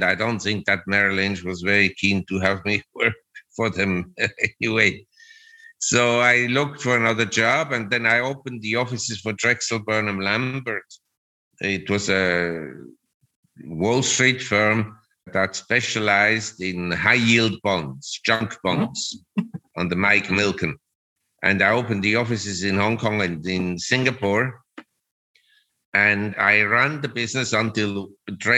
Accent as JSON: {"language": "English", "region": "Zurich", "country": "Switzerland", "tie": "born or raised there", "moved": "as an adult", "lives_now": "Thailand", "said": "Originally, I'm from Switzerland"}